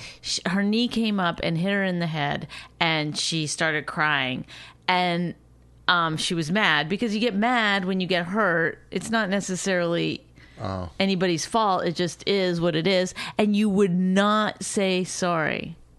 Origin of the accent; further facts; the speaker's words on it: Canada; I mean, I am Canadian, so we learned that word before